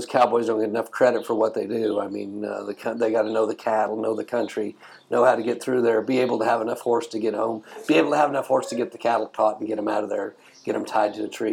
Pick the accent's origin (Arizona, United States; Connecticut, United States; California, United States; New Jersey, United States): Arizona, United States; moved away as an adult; I was raised on a ranch there